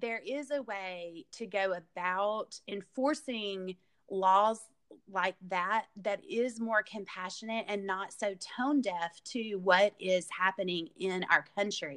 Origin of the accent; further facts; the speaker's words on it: the South, United States; growing up in the South, we live, or I, and I still live in a very conservative part of the world